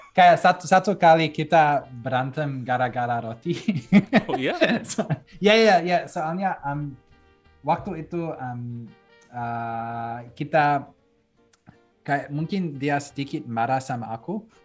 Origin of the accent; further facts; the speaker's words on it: Belgium; Indonesian is a second language; moved away; aku lahir di Belgium